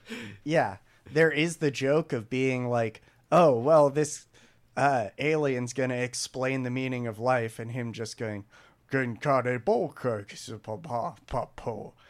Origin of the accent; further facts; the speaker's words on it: United States; we're American.